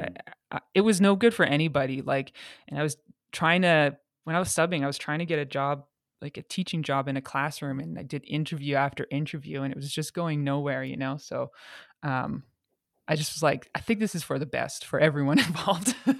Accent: Calgary, Alberta, Canada; moved away as an adult; also born or lived in England / Montreal; I'm from Calgary

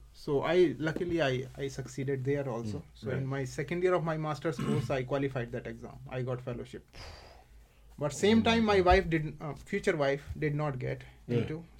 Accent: India; accent: Indian; English is a second language; moved away as an adult; I knew English. I could communicate in my typical Indian accent

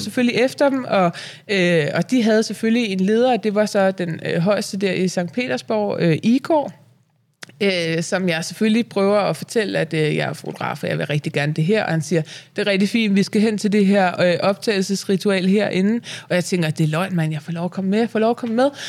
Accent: Vium, Central Denmark Region, Denmark; Jeg er fra Vium

